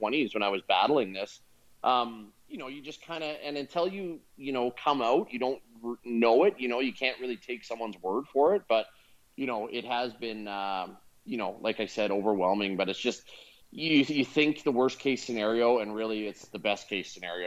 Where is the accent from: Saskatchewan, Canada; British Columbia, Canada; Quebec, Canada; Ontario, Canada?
British Columbia, Canada; West Coast of Canada; I'm from the West Coast, where obviously it's a year-round climate where you can actually play rugby in Canada year-round.